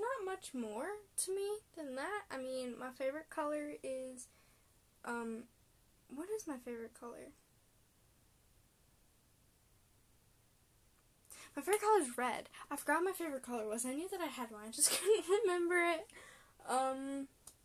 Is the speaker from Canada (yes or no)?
yes; Canada; I'm Canadian. I'm a Canadian middle schooler.